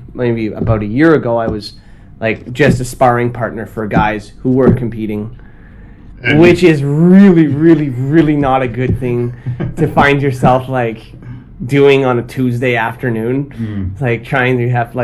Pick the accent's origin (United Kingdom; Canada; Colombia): Canada; Ottawa, Ontario; moved away as an adult; also born or lived in China; now in Tokyo, Japan; I'm from Canada. I'm from Ottawa, Canada.